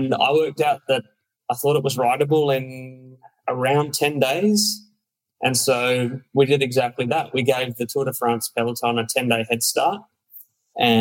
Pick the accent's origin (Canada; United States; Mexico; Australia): Australia; we'd sit up late at night in Australia